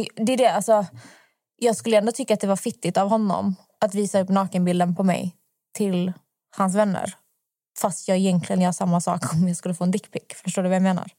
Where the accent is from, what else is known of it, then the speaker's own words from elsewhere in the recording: Malmö, Skåne, Sweden; now in Stockholm, Sweden; Jag kommer från Malmö och i Malmö vi har jättemycket cykelvägar